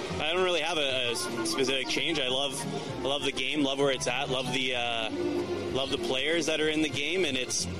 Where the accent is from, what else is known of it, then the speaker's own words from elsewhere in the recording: Chicago, Illinois, United States; from Chicago.